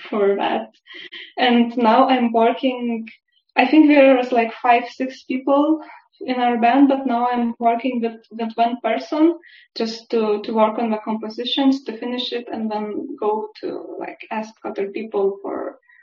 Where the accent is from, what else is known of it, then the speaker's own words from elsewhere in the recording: Lithuania; now in Basel, Switzerland; I'm originally from Lithuania